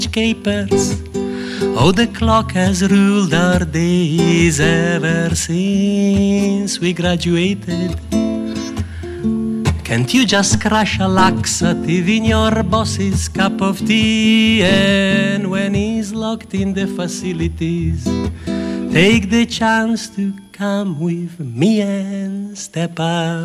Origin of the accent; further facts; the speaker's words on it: Rivolta d'Adda, Lombardy, Italy; English is a second language; moved away as an adult; also born or lived in Milan; now in Scotland; I was born in Milan, but my town is a town called Rivolta d'Adda, which is 12 miles out of Milan, and it was a farming town when I was there. I was there until I was about 21, born and brought up there.